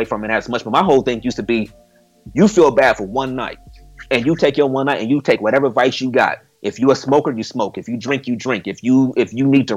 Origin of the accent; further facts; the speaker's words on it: East Cleveland, Ohio, United States; I grew up in East Cleveland, Ohio